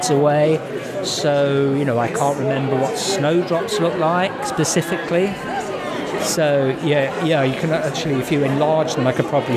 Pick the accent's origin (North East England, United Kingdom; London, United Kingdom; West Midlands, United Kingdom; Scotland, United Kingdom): West Midlands, United Kingdom; Ironbridge; And I'm from Ironbridge